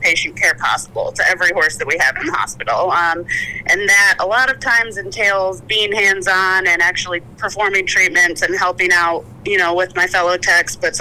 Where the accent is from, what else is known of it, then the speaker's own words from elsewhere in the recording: Chicago, Illinois, United States; moved away as an adult; I grew up in the Chicago suburbs, and I've slowly been making my way away from the snow ever since